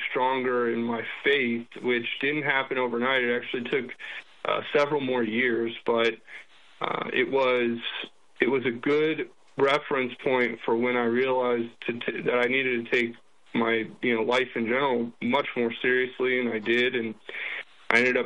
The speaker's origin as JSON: {"language": "English", "region": "Florida", "country": "United States", "tie": "born or raised there", "also_born_or_lived": "New Mexico", "moved": "as an adult", "said": "growing up in Florida"}